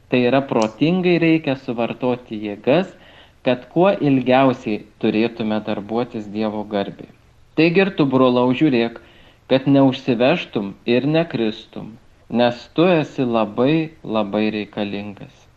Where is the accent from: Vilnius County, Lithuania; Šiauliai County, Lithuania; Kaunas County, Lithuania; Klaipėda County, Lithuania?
Kaunas County, Lithuania; Kaunas; moved away as an adult; now in Kėdainiai, Lithuania; aš, kadangi esu kaunietis